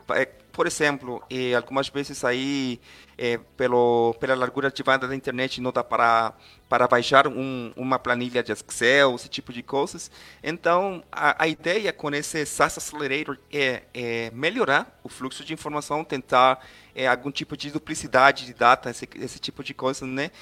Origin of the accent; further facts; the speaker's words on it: Costa Rica; Portuguese is a second language; eu sou costarriquenho, então se eu falar alguma palavra aí estranha, me, me desculpam aí. É, meu português ainda não é tão completo como eu quiser